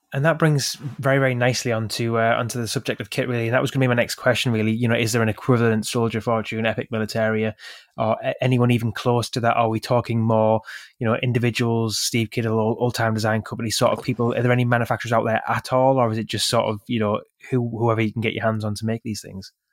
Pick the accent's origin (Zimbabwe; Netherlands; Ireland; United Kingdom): United Kingdom; the North East, North East England; I grew up in the Northeast, quite close to, uh, a museum